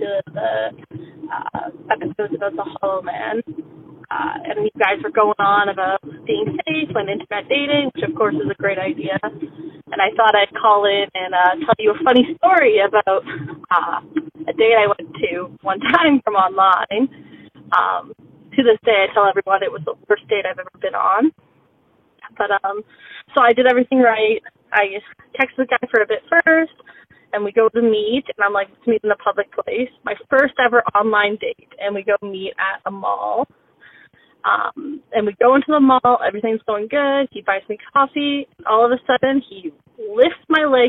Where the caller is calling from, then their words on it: Calgary, Alberta, Canada; I'm calling from Calgary, Alberta.